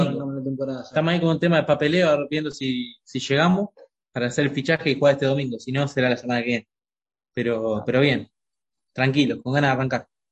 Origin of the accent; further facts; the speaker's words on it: San Martín, Buenos Aires Province, Argentina; moved away as an adult; also born or lived in Ibiza, Spain / Marbella, Spain; now in Madrid, Spain; nosotros somos de San Martín, pero bueno, siempre fui un hincha de Quilmes, de chiquito